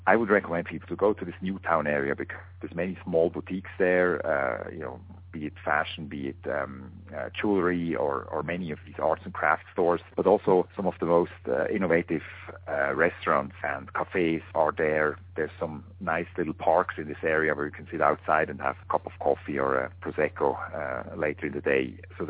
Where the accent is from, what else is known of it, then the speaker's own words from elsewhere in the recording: Lucerne, Switzerland; I was, in fact, born and raised in Lucerne.